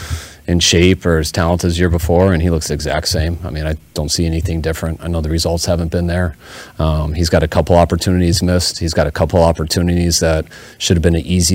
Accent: Denver, Colorado, United States; growing up in Denver

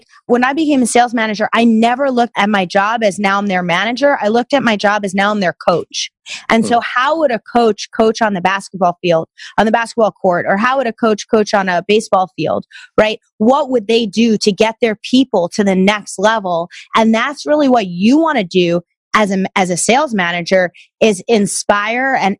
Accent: New York area, United States; growing up in the New York area

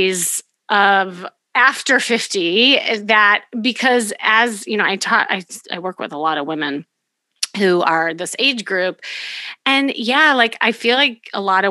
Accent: Chicago, Illinois, United States; now in Los Angeles, United States; I'm from Chicago

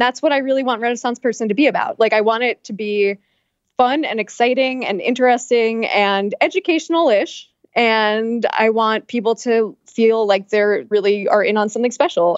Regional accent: Long Island, New York, United States; now in New York City, United States; I'm from Long Island

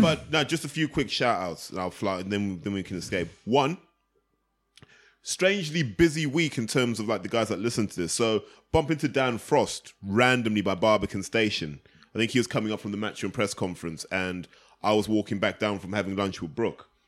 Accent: United Kingdom; We're all British

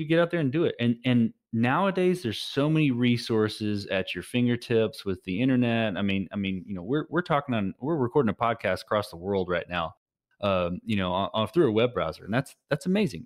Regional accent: Texas, United States; I'm a Texan.

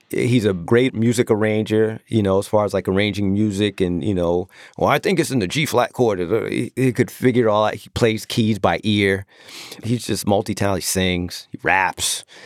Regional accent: Long Island, New York, United States; I'm the corny D J from Long Island

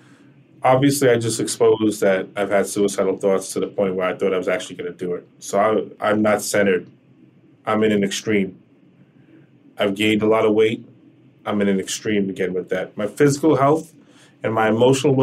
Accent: United States; me as an American

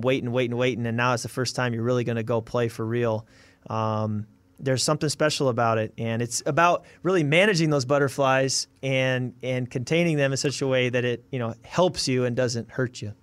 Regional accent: Chicago, Illinois, United States; also born or lived in Michigan; now in Minnesota, United States; I grew up in Chicago, so naturally I was a Bear fan

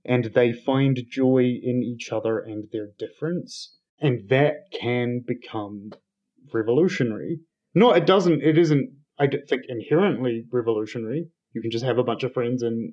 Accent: South Island, New Zealand; I'm from the South Island, which generally is one of the colder, grimmer parts of the country.

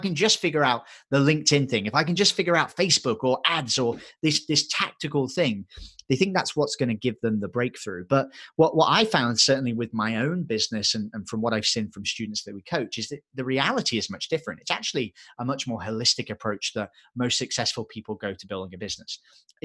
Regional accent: England, United Kingdom; accent: English; my English accent gets thicker

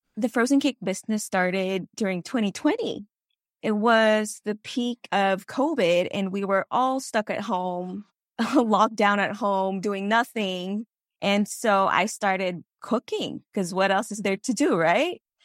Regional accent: Philippines; moved away as an adult; now in Los Angeles, United States; I actually was born and raised in the Philippines

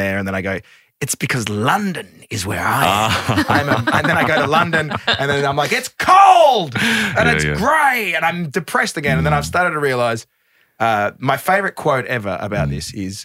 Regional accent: Adelaide, South Australia, Australia; moved away as an adult; now in United States; I am from Adelaide

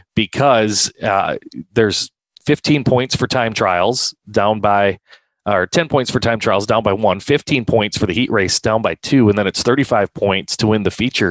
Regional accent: Hartford, South Dakota, United States; I grew up in Hartford. Um, that was my my hometown

